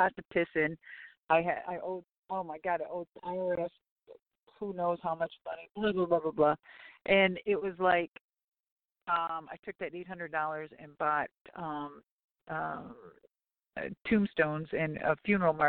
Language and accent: English; Minneapolis, Minnesota, United States; I was from Minneapolis